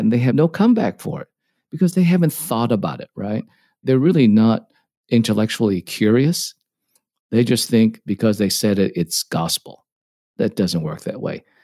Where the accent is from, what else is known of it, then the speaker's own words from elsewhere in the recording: Dallas, Texas, United States; also born or lived in Hong Kong; I grew up in Dallas, played tennis growing up, not very well